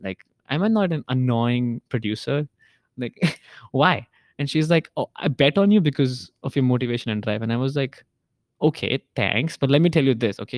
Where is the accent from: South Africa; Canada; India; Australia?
India; now in Hong Kong; I'm Indian.